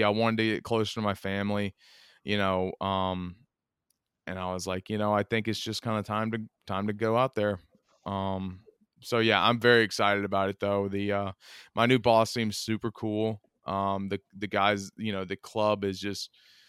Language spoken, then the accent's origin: English; Outer Banks, North Carolina, United States; also born or lived in Raleigh, North Carolina; now in Long Island, United States; I'm from the Outer Banks.